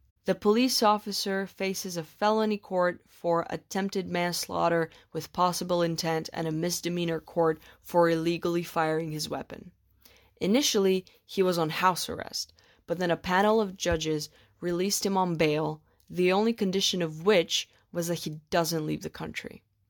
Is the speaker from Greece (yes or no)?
yes; Athens, Attica, Greece; In Halandri, which is an area next to where I grew up in Athens